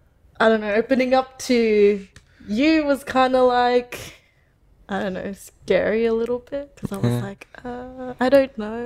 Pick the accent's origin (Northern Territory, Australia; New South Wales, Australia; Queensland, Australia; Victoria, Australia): Northern Territory, Australia; Darwin; I'm from Darwin, Australia, and I'm 26.